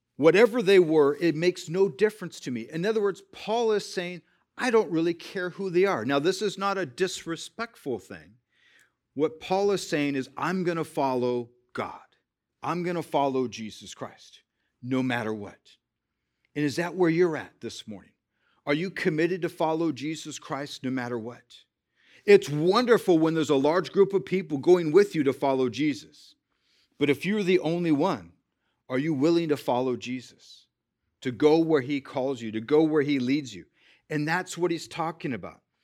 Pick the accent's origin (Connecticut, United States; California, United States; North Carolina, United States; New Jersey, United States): California, United States; I was born in California